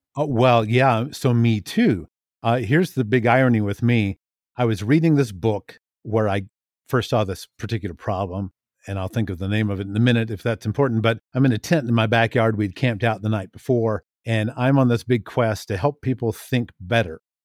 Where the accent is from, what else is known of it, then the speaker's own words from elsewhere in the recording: Tallahassee, Florida, United States; now in Billings, United States; I'm from Tallahassee, Florida, and I currently live near Billings, Montana